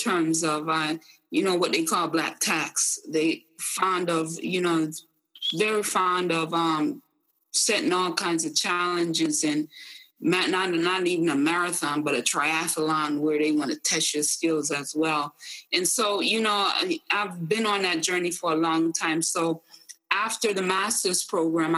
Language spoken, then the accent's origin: English; Jamaica; who I was as a Jamaican woman